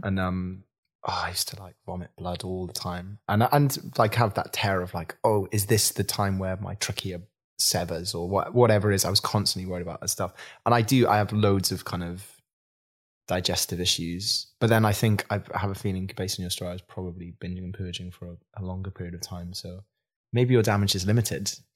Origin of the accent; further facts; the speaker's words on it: Swansea, Wales, United Kingdom; I grew up in Swansea, in a small town as well